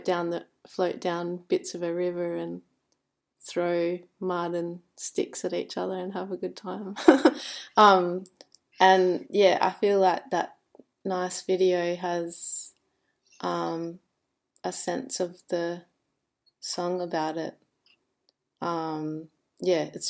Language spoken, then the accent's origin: English; Albany, Western Australia, Australia; also born or lived in Kalgoorlie; now in Perth, Australia; I was born in Kalgoorlie, which is like, yeah, kind of in almost the desert, and then I had a tiny bit of time here in Perth, but then the rest of the time I grew up in a town called Albany